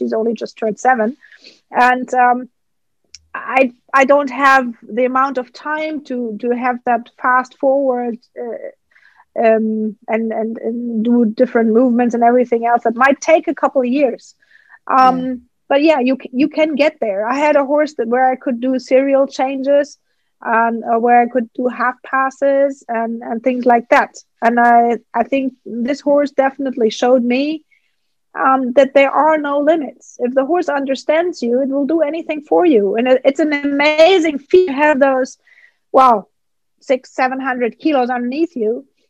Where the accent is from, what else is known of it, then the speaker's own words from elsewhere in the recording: Germany; English is a second language; And that was growing up in Germany.